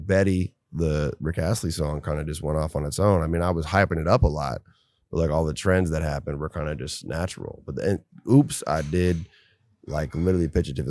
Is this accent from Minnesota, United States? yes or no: yes; Minnesota, United States; moved away; I can't go back to my home state, really. I mean, I go back and I'm low key, but, like, anywhere in Minnesota